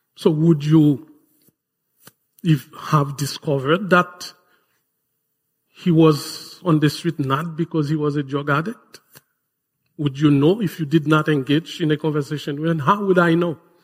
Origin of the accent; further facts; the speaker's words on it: Haiti; moved away; my home country